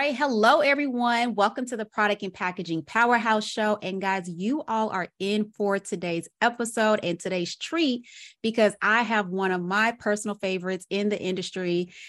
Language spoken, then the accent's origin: English; Arkansas, United States; now in Atlanta, United States